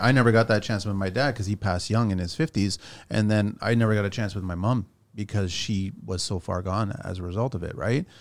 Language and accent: English; Pico, Azores, Portugal; I'm from Pico, right? This is from the Azores, which has got the highest point in Portugal